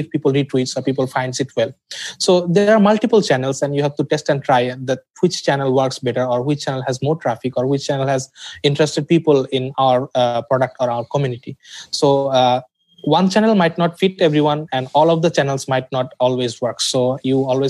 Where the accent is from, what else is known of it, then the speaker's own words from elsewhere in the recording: Dhaka, Dhaka Division, Bangladesh; I'm from Dhaka, Bangladesh